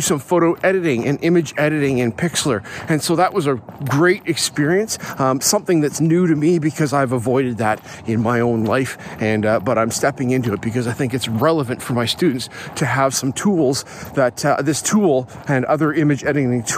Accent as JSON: {"language": "English", "town": "Calgary", "region": "Alberta", "country": "Canada", "tie": "born or raised there", "said": "I grew up in Alberta, in Calgary"}